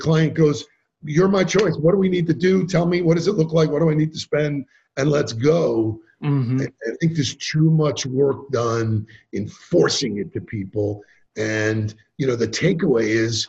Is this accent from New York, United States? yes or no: yes; New York, United States; I'm from New York